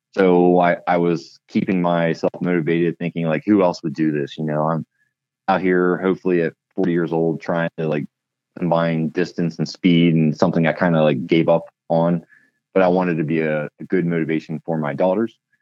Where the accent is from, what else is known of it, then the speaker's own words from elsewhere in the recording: Pennsylvania, United States; moved away as an adult; now in Klamath Falls, United States; I grew up in Pennsylvania and was working for Harley Davidson at the time